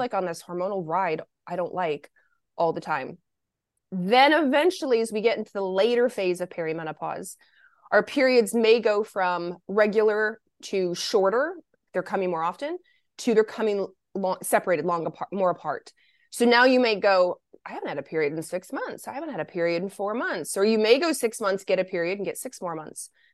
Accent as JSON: {"language": "English", "town": "Lexington", "region": "Kentucky", "country": "United States", "tie": "born or raised there", "also_born_or_lived": "Michigan", "said": "I was born in Michigan, but I was raised in Lexington, Kentucky"}